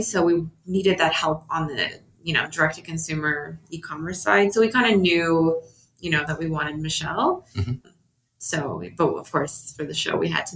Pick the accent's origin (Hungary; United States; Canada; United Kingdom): Canada; we're from Canada too